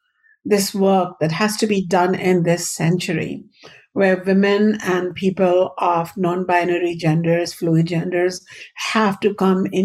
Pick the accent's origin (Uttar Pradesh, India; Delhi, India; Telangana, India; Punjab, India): Uttar Pradesh, India; Ayodhya; moved away; Growing up in India, in a Hindu Vedic household